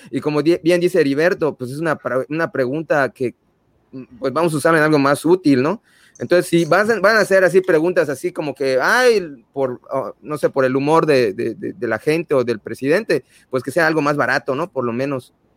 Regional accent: Mexico; Nosotros como mexicanos

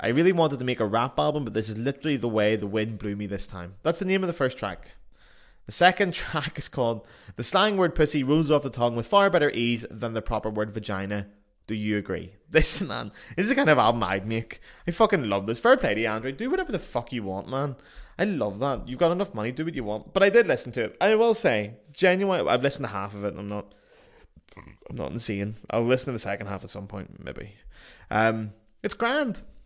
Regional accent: Ireland; as Irish people

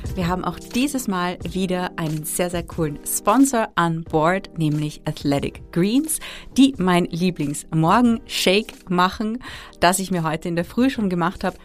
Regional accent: Austria; bei uns in Österreich

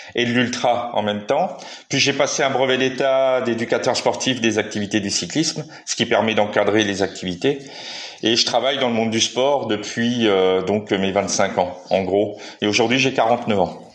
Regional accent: Metz, Grand Est, France; je suis natif de Metz, donc dans, dans l'est de la France

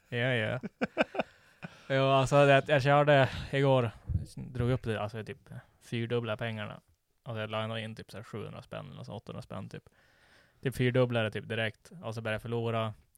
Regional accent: Sweden; vi är svenskar

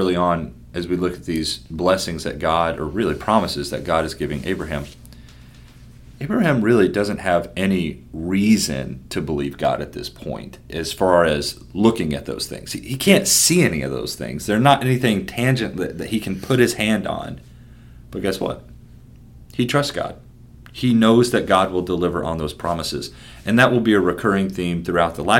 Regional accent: Lexington, Kentucky, United States; moved away as an adult; now in Harrisburg, United States; I grew up in Lexington, Kentucky, and decided to move to Harrisburg, Pennsylvania.

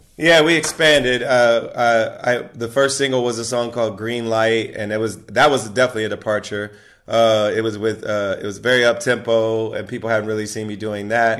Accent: Ohio, United States; she's also from Ohio like myself

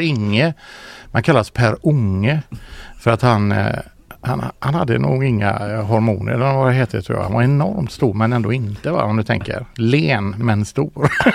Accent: Ucklum, Västra Götaland, Sweden; moved away; also born or lived in Biskopsgården, Gothenburg; Mamma bor ju fortfarande i Ucklum. Vi, jag växte upp i Komperö

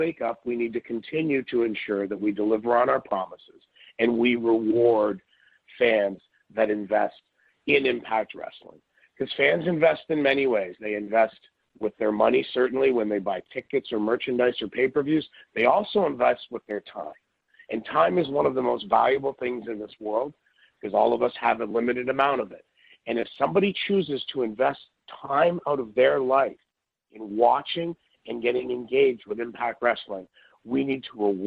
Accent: Canada; being Canadian

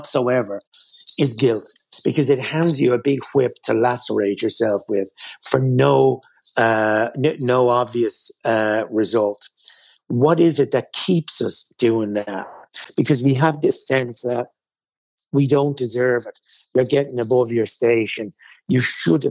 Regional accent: Ireland; we as Irish people or as Catholics

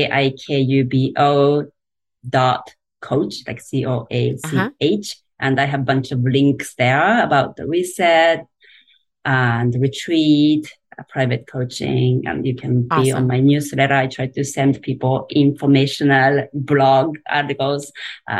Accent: Japan; English is a second language; moved away as an adult; now in United States; I grew up in Japan, and if you know anything about Japan, it's a pretty traditional society

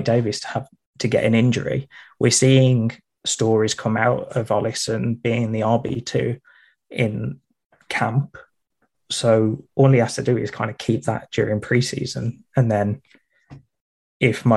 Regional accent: Midlands, United Kingdom; I'm from the Midlands, so you've got the north and south divide, and then I just switch between the two

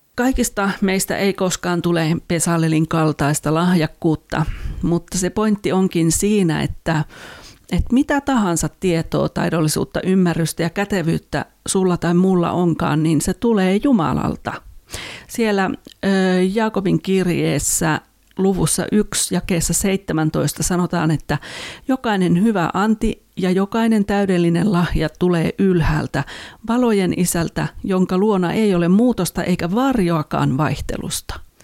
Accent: Finland; en ole koulumaailmassa niin kuin teini, teini-ikäisenä tai lapsena ollut muualla kuin Suomessa

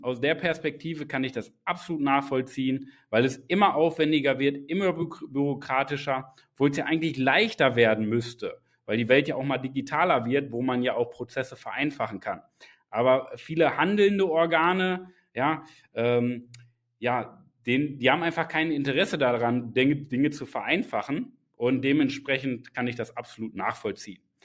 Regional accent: Germany; ich bin in Deutschland geboren

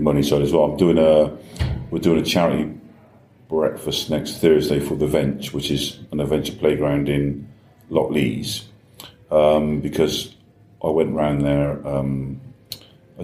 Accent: Bristol, South West England, United Kingdom; I was brought up in Brislington

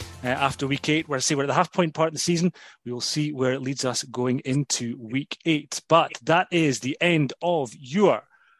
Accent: Scotland, United Kingdom; we're Scottish

